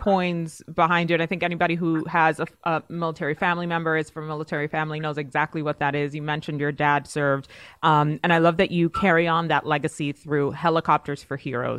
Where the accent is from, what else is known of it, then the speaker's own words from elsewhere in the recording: New York, United States; I grew up in New York. So it was like, yes, it's exactly what it was. Learning English in Spanish, which is, if you think about it, brilliant.